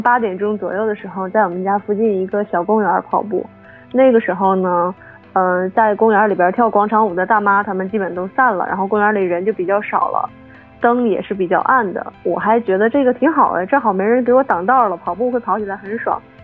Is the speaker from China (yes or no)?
yes; Northeast China, China; accent: Northeastern; 我们东北话